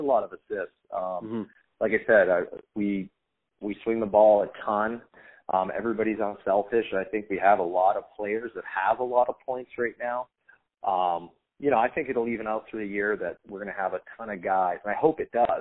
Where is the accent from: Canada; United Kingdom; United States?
Canada; Surrey, British Columbia; moved away; Anytime you get to come home, you get to have a couple of my old Surrey Stickman buddies